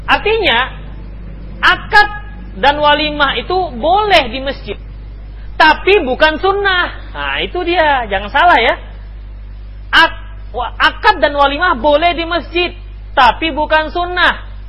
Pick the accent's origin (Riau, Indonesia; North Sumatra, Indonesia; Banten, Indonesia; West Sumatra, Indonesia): West Sumatra, Indonesia; Padang; ini salah kalau kami orang Padang habis barale habis pesta bayuang baru untuang